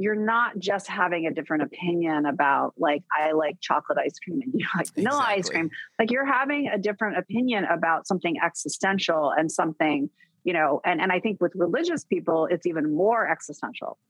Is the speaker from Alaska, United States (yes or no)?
yes; Fairbanks, Alaska, United States; moved away; I grew up in Fairbanks, Alaska, this tiny little town.